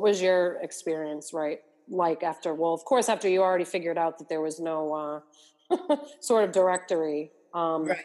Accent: Boston, Massachusetts, United States; moved away; also born or lived in Brooklyn; I was a Boston girl living in Brooklyn

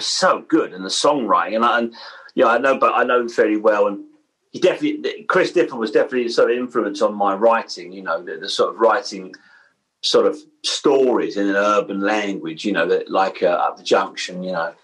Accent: London, United Kingdom; I grew up in Blair Blackheath

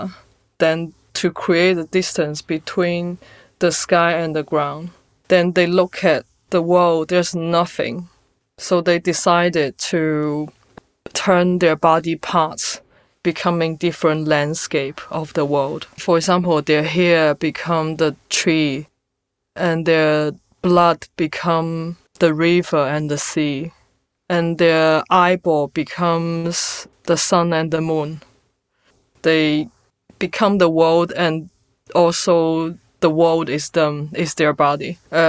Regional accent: China; now in London, United Kingdom; growing up in China

